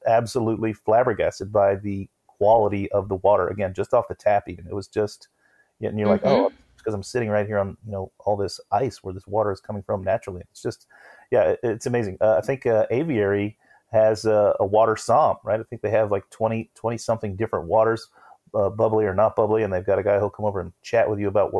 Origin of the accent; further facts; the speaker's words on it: Florida, United States; now in New York, United States; I grew up in Florida